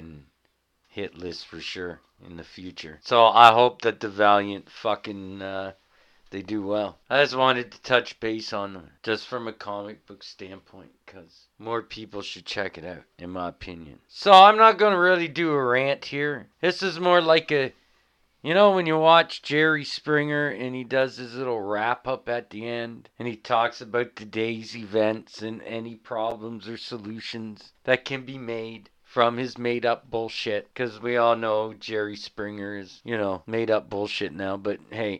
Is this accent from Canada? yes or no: yes; Canada; we're Canadian here at this podcast